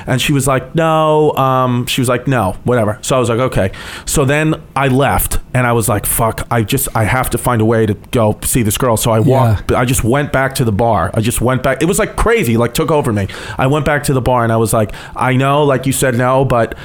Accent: New York City, New York, United States; moved away; I'm originally from Brooklyn

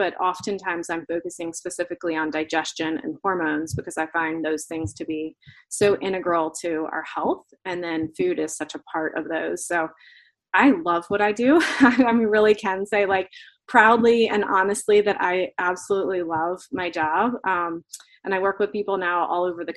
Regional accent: Florida, United States; moved away; I grew up in Florida

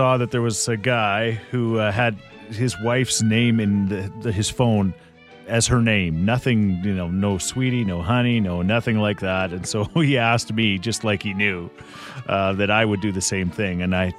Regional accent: Canada; Oh, man, I am Canadian through and through

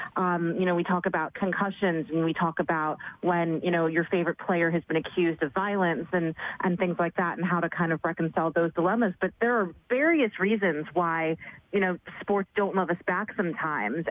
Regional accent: New York City, New York, United States; born and raised in New York City

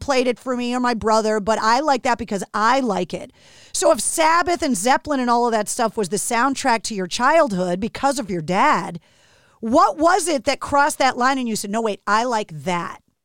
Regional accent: Boston, Massachusetts, United States; from Boston, like me

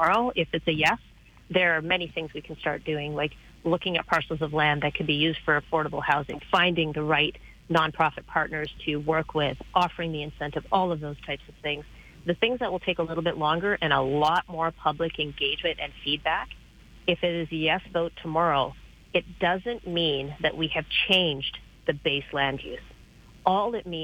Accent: Manitoba, Canada; now in Calgary, Canada; I grew up in Manitoba

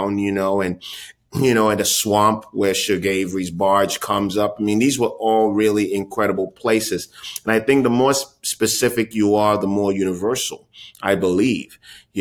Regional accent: Ghana; my own experience as a kid growing up in Ghana

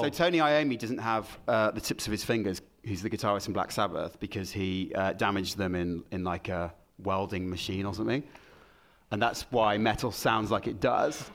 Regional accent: Solihull, West Midlands, United Kingdom; I'm from Solihull.

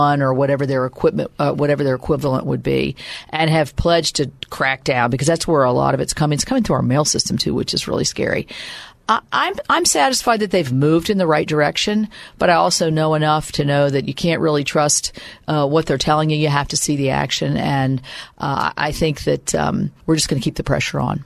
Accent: West Virginia, United States; my home state.

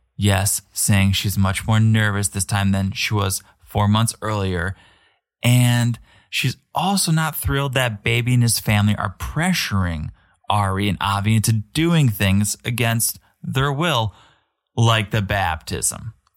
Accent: United States

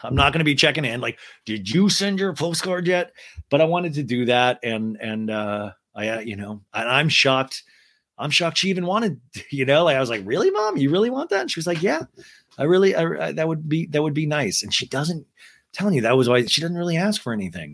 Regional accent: Kansas, United States; I grew up in Kansas

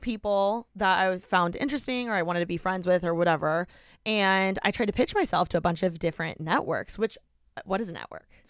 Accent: Indiana, United States; moved away as an adult; now in Los Angeles, United States; I'm from Indiana

